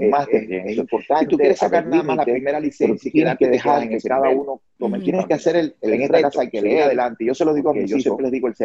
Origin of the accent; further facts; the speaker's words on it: Cuba; moved away as an adult; now in United States; soy cubano